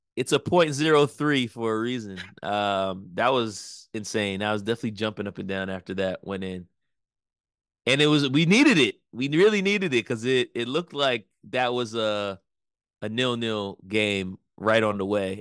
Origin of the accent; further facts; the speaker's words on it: United States; We are American